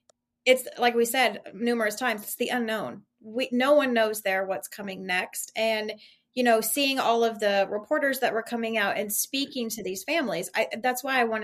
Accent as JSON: {"language": "English", "region": "Ohio", "country": "United States", "tie": "born or raised there", "said": "because growing up in Ohio, I was the same. My grandparents lived in the same property for years since my mom was born"}